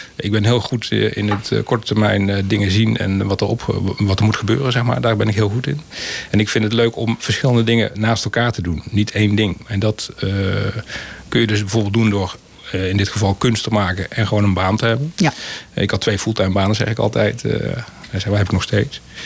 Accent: Breda, North Brabant, Netherlands; also born or lived in Terheijden; op mijn eerste ben ik verhuisd naar Prinsenbeek. Inmiddels is dat geannexeerd en is onderdeel van Breda. Maar ik heb inderdaad in Breda mijn leven vertoe, ja, geleefd.

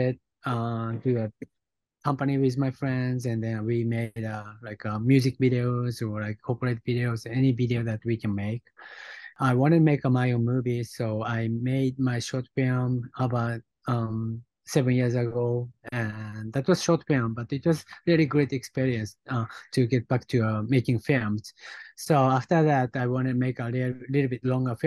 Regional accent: Japan; born or raised there; English is a second language; also born or lived in Los Angeles; now in New York, United States

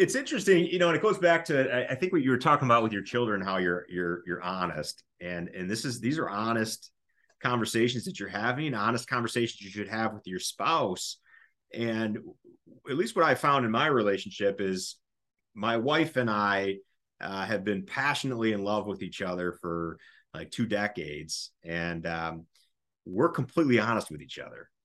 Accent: United States; we as, as an American society

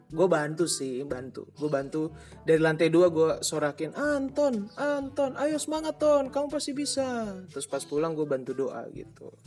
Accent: Maluku, Indonesia; gue Ambon, jadi nyokap gue Ambon, bokap gue Cina

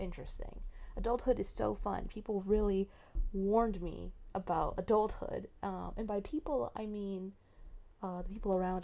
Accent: Marin, California, United States; I'm from Marin

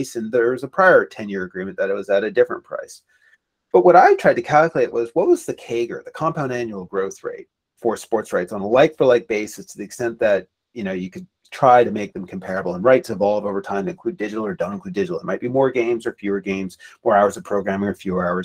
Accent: Canada; I'm Canadian

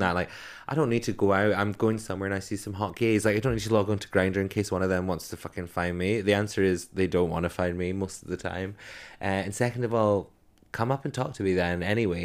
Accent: Edinburgh, Scotland, United Kingdom; now in London, United Kingdom; where I grew up in Edinburgh

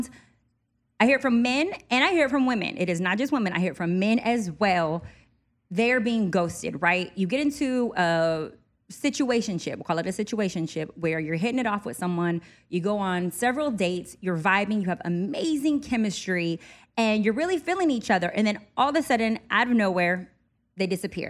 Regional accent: Jamaica; I'm a Jamaican

